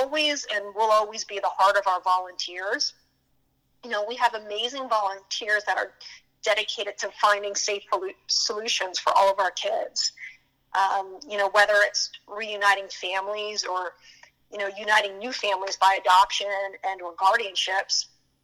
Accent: Pottsville, Pennsylvania, United States; moved away; I grew up in a smaller town in Pennsylvania called Pottsville

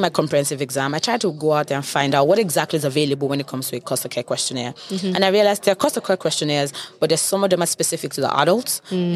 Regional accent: Nigeria; moved away; I'm Nigerian

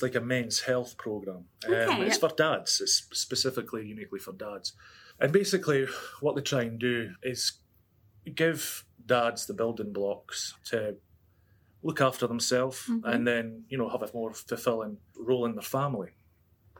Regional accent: Scotland, United Kingdom; moved away; I'm from Scotland

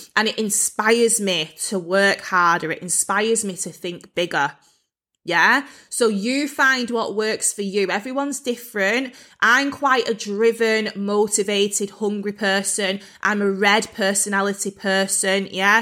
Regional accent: Bolton, North West England, United Kingdom; moved away; I was actually brought up in quite a rough part of Bolton.

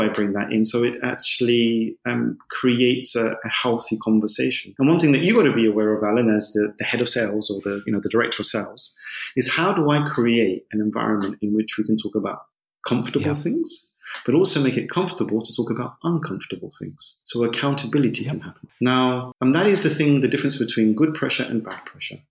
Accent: London, United Kingdom; moved away as an adult; also born or lived in Spain / Germany; I grew up in London. I'm English. I'm sure you can hear that from my voice

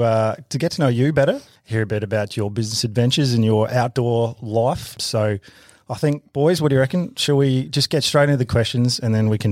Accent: Adelaide Hills, South Australia, Australia; Well, I've grew up in Adelaide Hills and then I've always been northeast.

